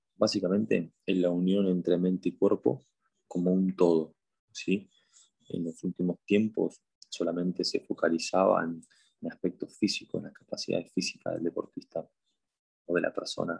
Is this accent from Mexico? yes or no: no; Buenos Aires, Argentina; soy de Argentina, de Buenos Aires